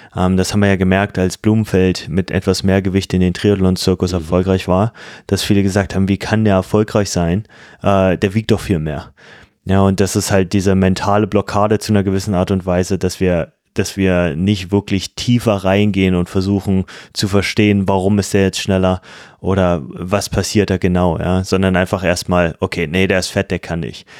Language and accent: German; Germany; als Deutsche